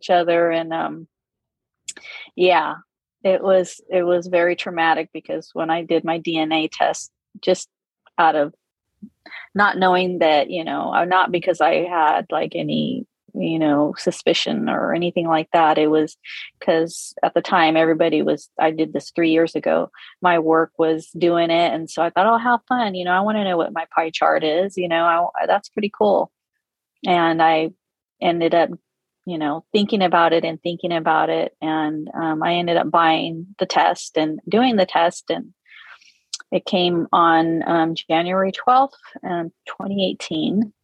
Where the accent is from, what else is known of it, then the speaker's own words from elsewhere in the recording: California, United States; I grew up in California, and I'm Hispanic